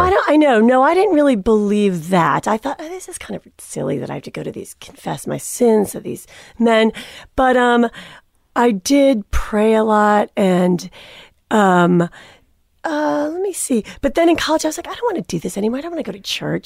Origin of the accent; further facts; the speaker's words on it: Cleveland, Ohio, United States; I was born and raised in Cleveland, Ohio